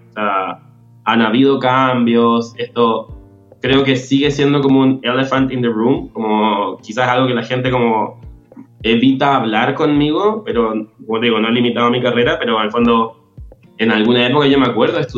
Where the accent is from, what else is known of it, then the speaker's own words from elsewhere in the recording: Chile; personal en Chile y en mi trabajo han pesado más que mi condición de, homosexual. Pero tengo clarísimo que en mi país y en mi institución esto no es la realidad de la mayoría de la gente